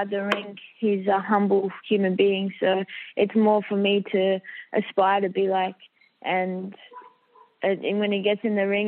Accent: Australia; Australian. So I have the Filipino warrior blood and the I got the Aussie in me as well, so

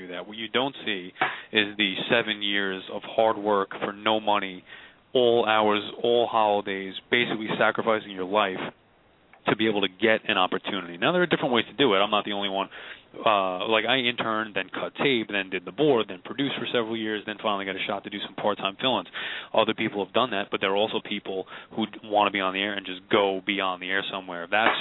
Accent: Long Island, New York, United States; I grew up in Long Island

